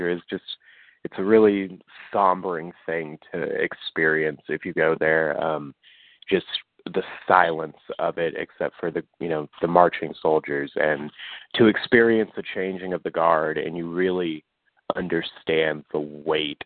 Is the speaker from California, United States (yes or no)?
no; Leavenworth, Kansas, United States; I'm from Leavenworth, Kansas